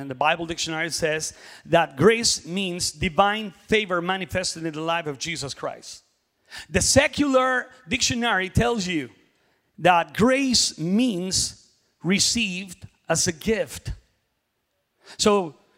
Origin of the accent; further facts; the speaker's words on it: Mexico; now in Oklahoma City, United States; I am from Mexico